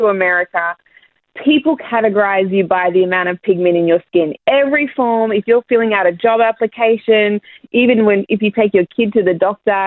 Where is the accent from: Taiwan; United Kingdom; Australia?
Australia; Ipswich, Queensland; moved away as an adult; now in United States; We were both born, like, Terrence was born in Brisbane, I was born in Ipswich.